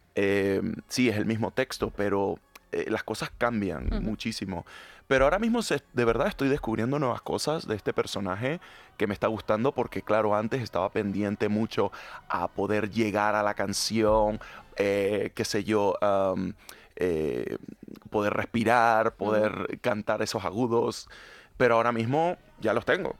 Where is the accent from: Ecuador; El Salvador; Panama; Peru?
Panama; now in Madrid, Spain; Yo soy panameño, latinoamericano